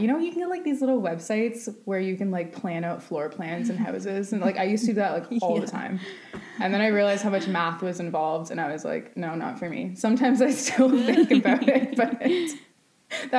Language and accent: English; Waterdown, Ontario, Canada; also born or lived in Hamilton; now in Ancaster, Canada; I grew up in Waterdown, lived in a house till I was four, and then moved and was living in that house since. As of like a month ago, I just moved to Ancaster, but Waterdown and Hamilton, whole life